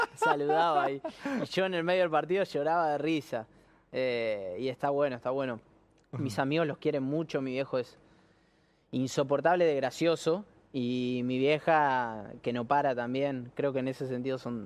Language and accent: Spanish; Argentina; acá el argentino es muy, muy patriota.